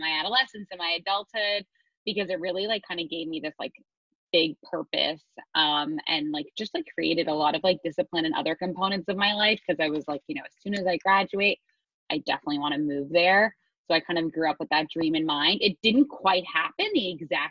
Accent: Montreal, Quebec, Canada; moved away as an adult; now in New York City, United States; I grew up in Montreal, Canada, which was a total mix of urban and suburban lifestyle, which I loved

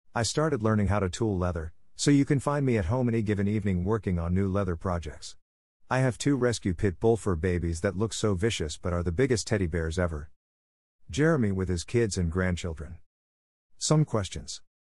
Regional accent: Lubbock, Texas, United States; also born or lived in Fort Hood, Texas / Iraq; I am a local homegrown gentleman born and raised in Lubbock

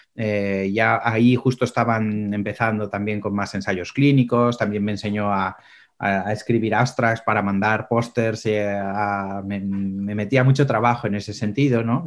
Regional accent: Pamplona, Navarre, Spain; moved away; also born or lived in Seville / Menorca; yo soy de Sevilla, nací en Sevilla, pero crecí en Pamplona, que es una pequeña ciudad al norte de España

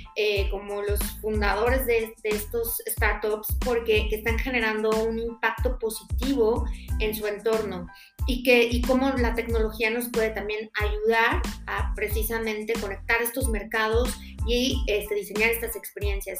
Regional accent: Mexico; yo como mexicana

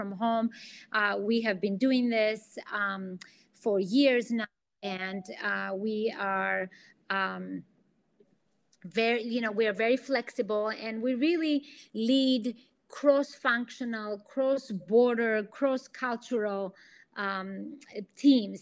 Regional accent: Athens, Attica, Greece; accent: Greek; English is a second language; now in United States; I'm originally from Athens, Greece. That's the accent you hear.

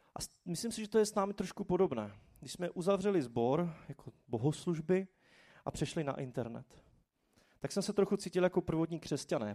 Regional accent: Czechia; jsme se jako Češi

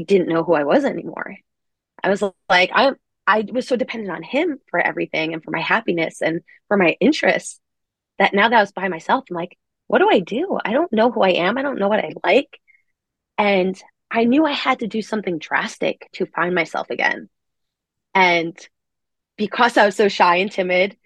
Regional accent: Long Island, New York, United States; I'm from Long Island, New York

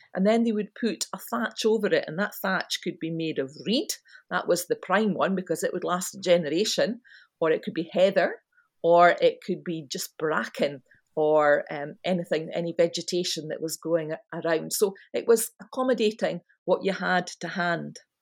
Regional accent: Scotland, United Kingdom

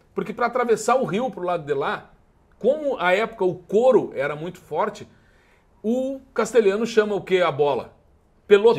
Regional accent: Alegrete, Rio Grande do Sul, Brazil; moved away as an adult; now in Porto Alegre, Brazil; Eu sou de Alegrete, moro em Porto Alegre

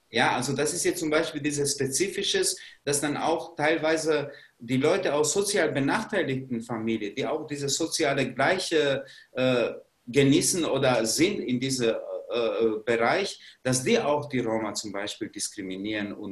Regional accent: Kosovo; German is a second language; moved away as an adult; now in Germany; Ich bin nicht in Deutschland geboren, ich komme aus ehemaligen Jugoslawien bzw. aus dem Kosovo und ich bin als 20-Jähriger hier in Deutschland gekommen.

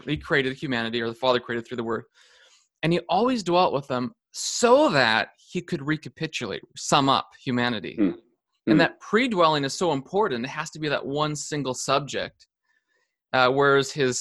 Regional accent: Canada; also born or lived in California; as Canadian

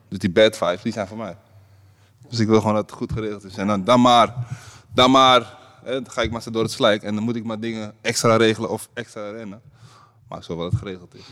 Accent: Netherlands; wij als Nederlanders

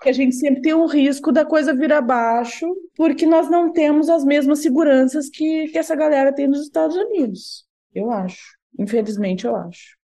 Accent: Rio Grande do Sul, Brazil; accent: gaúcho; eu tenho um sotaque muito carregado

